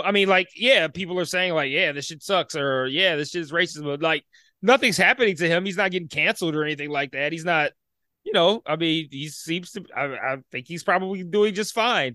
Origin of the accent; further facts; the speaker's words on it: Detroit, Michigan, United States; I grew up in Detroit.